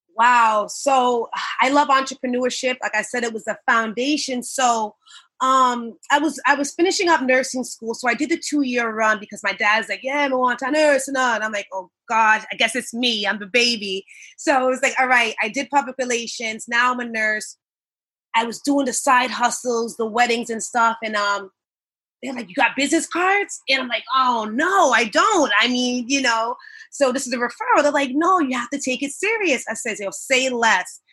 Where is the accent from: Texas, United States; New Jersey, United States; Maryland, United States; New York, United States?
New York, United States; Long Island; also born or lived in Brooklyn; I hail from Long Island. I'm now a Long Islander for years. Came here from Brooklyn when I was two